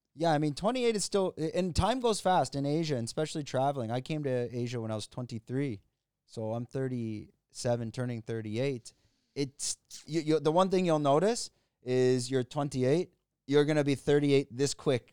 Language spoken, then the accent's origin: English; Canada; moved away as an adult; now in Thailand; I'm Canadian